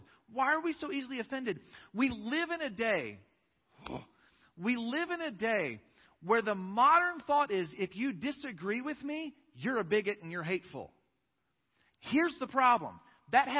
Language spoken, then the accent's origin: English; United States; I am an American